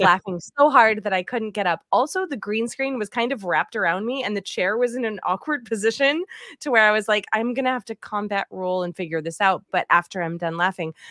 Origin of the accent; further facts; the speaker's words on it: East Coast, United States; moved away; I'm from the East Coast as well, and I say aunt